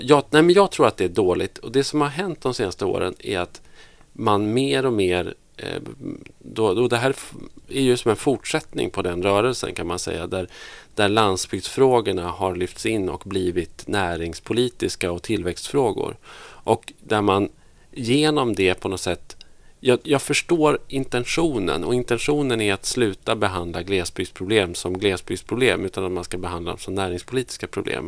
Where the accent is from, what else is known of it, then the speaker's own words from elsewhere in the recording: southern Norrland, Sweden; jag är ju uppvuxen i, i, södra Norrland